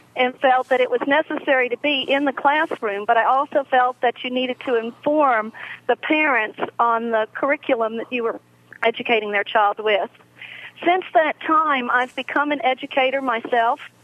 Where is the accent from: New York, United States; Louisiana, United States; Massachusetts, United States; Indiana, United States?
Louisiana, United States; also born or lived in North Carolina; I'm from Louisiana